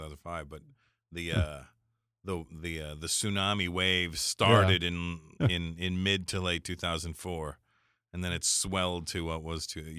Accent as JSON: {"language": "English", "country": "Canada", "said": "Well, for me, because I'm also Canadian, so it doesn't really matter. I talk about it in my act right now because I said, look, I'm Canadian. I can't even vote in your country anyway."}